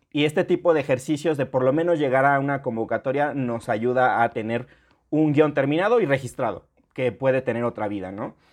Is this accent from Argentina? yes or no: no; Mexico